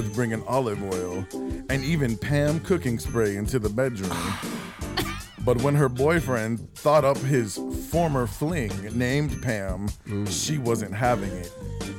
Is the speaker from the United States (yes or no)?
no; Netherlands; I'm from Holland. Isn't that weird?